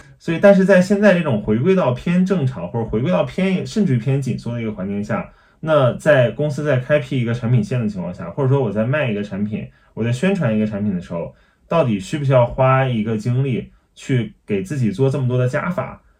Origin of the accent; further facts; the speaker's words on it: China; 就是可能我们用站在我们中国人的这个环境和视角里面，自己去想出来，大家海外人需要的是什么。